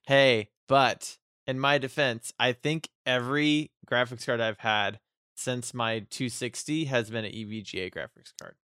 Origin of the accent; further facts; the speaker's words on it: United States; I'm American